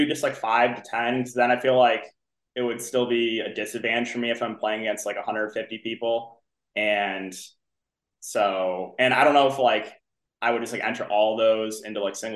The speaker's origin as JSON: {"language": "English", "town": "Bloomfield Hills", "region": "Michigan", "country": "United States", "tie": "born or raised there", "moved": "as an adult", "lives_now": "Chicago, United States", "said": "I'm originally from Michigan. That's where I grew up"}